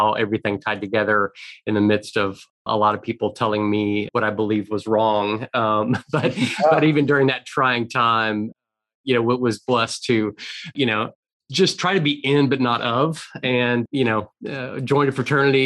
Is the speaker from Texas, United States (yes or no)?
yes; Houston, Texas, United States; I really grew up in Houston and this has been home.